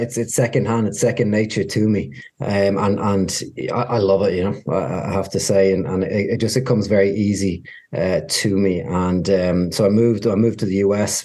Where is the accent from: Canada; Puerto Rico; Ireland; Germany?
Ireland; Dublin; moved away as an adult; now in Washington, D.C., United States; I'm from Ireland originally. Uh, my family business was a fine dining French restaurant uh, that we had for about 30 years in Dublin